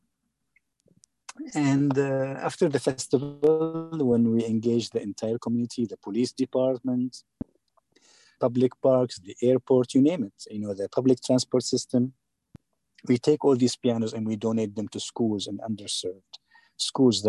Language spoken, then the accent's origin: English; Syria; now in Atlanta, United States; my country, you know, which is a dictatorship